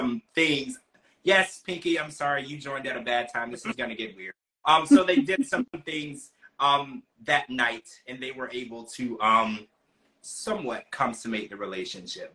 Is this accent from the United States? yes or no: yes; the South, United States; also born or lived in Ohio; now in Florida, United States; I'm from the South.